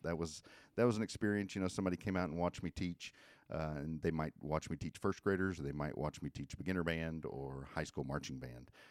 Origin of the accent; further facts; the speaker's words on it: Benton, Arkansas, United States; I grew up in, uh, Benton, Arkansas, where I went to Benton High School